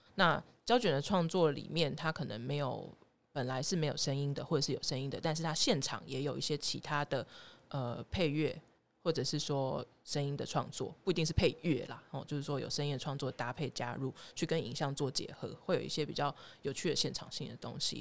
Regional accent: Taiwan; 身为台湾人

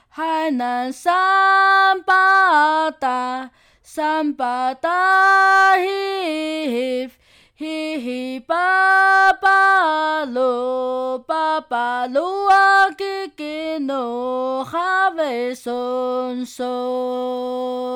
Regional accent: Xinyi Township, Nantou County, Taiwan; 过去我们是从郡大山迁徙过来的，经过日治时代的集团遗嘱，于一九三五年正式成立

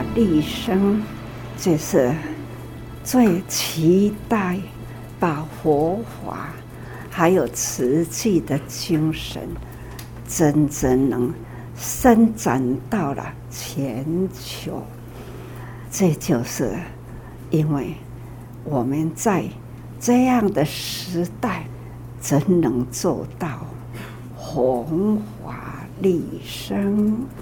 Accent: Taiwan; 我们台湾

